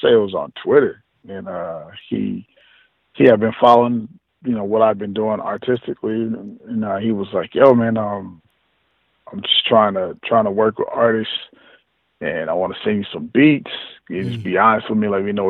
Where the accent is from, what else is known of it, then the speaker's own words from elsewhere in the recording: Long Beach, California, United States; also born or lived in Los Angeles; And then I moved to Cali. I moved to L.A. I'm originally from Long Beach